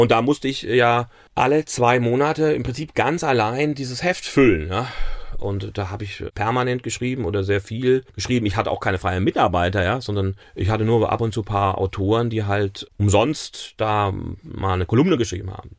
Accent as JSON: {"language": "German", "town": "Königstein im Taunus", "region": "Hesse", "country": "Germany", "tie": "born or raised there", "also_born_or_lived": "Mainz", "first_language": "German", "lives_now": "Essenheim, Germany", "said": "Also wenn, dann bin ich natürlich ein Hesse. Ich bin, bin aber in Königstein im Taunus aufgewachsen"}